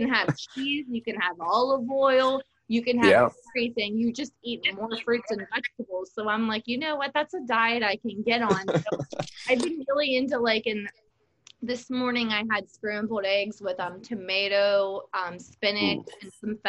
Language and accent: English; Pennsylvania, United States; moved away; I'm from Pennsylvania.